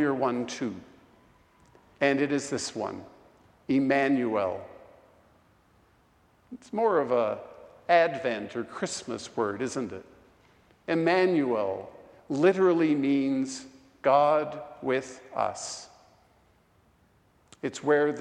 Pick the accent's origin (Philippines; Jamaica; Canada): Canada; Vancouver, British Columbia; now in Portland, United States; my hometown of Vancouver